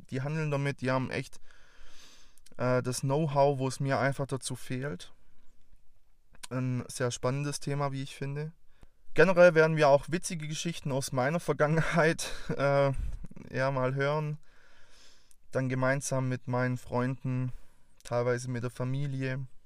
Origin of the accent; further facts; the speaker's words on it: Baden-Württemberg, Germany; accent: Swabian; Ich bin 24 Jahre alt, komme aus der Nähe von Stuttgart. Für alle, die jetzt meinen wunderbaren Dialekt noch nicht zuordnen konnten. Ich will euch nicht versprechen, dass das Schwäbische bei mir nicht durchkommt.